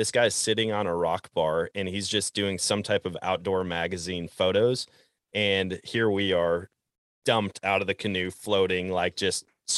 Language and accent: English; Wisconsin, United States; I'm a proud Wisconsin anyways. I'm not as proud as the Texans are, but I'm pretty proud of my home state.